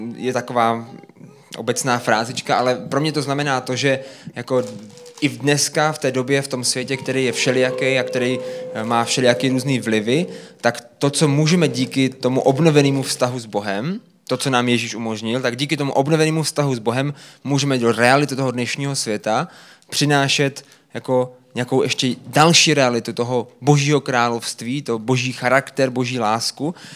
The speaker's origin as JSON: {"language": "Czech", "town": "Brno", "region": "South Moravian Region", "country": "Czechia", "said": "my jsme z Brna"}